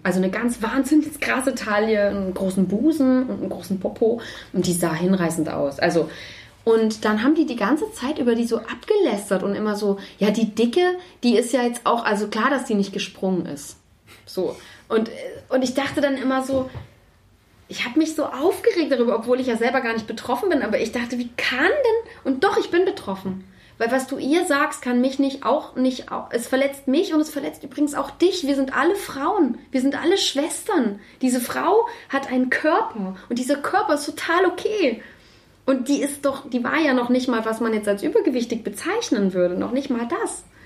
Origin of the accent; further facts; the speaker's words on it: Baden-Württemberg, Germany; now in Leipzig, Germany; Dort, wo ich aber aufgewachsen bin, äh, in, in Baden-Württemberg